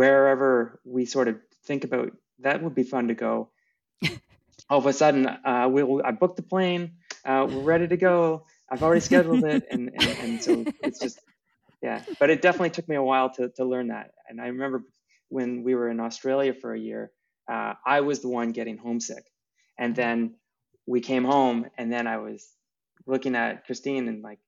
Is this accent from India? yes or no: no; Restoule, Ontario, Canada; also born or lived in Barrie, Ontario; growing up in a small town, it was a big deal to go to North Bay from where I grew up in Restool